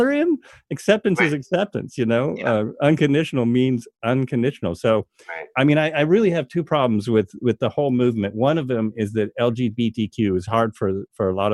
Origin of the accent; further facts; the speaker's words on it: Oregon, United States; moved away; also born or lived in Los Angeles, United States; I grew up in Oregon, and I lived 11 years in L.A.